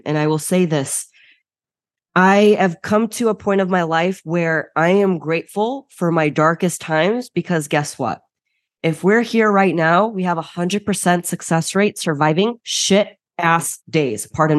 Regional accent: Chicago, Illinois, United States; I am first generation Bulgarian, born and raised in Chicago. And so my entire family is overseas currently. Now I'm the lone wolf.

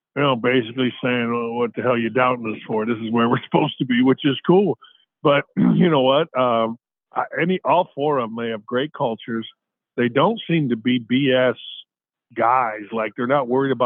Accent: Gary, Indiana, United States; my hometown, actually, Gary, Indiana

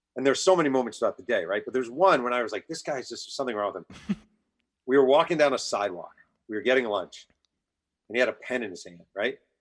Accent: New York, United States; I'm from New York

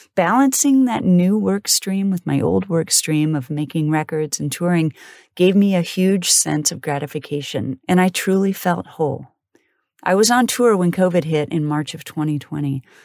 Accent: Wellsville, Kansas, United States; I was born in Kansas City and raised in a small farm town called Wellsville

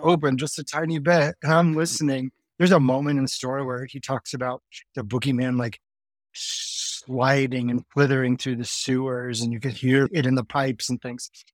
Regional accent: Ohio, United States; I grew up in the eighties in Ohio

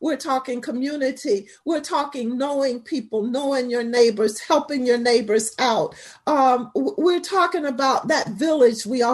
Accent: St. Petersburg, Florida, United States; I'm a native of St. Pete.

